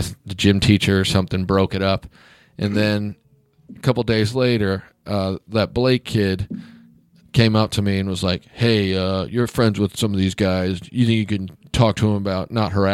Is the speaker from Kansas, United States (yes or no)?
yes; Kansas, United States; I'm from Kansas